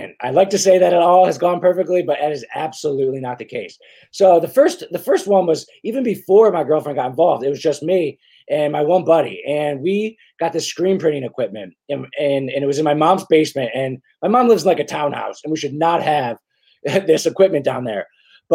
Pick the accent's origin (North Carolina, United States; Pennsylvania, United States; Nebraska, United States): Pennsylvania, United States; Philadelphia; moved away as an adult; now in Charleston, United States; I'm from Philadelphia. I'm like a northerner.